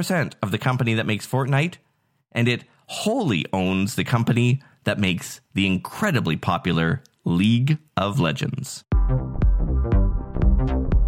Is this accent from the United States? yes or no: no; Nanaimo, British Columbia, Canada; from my hometown of Nanaimo, Canada